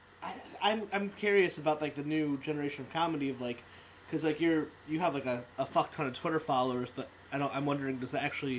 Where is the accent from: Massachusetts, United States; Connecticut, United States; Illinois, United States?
Connecticut, United States; I'm from Connecticut